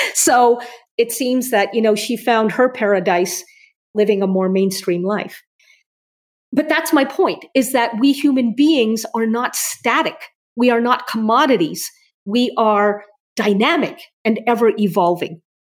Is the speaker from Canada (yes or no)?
yes; Canada; I'm Canadian